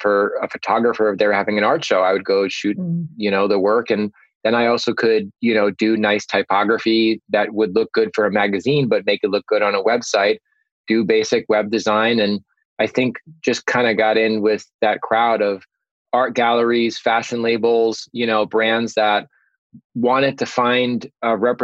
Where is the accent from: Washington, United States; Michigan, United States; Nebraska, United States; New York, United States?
New York, United States; Long Island; I'm from Long Island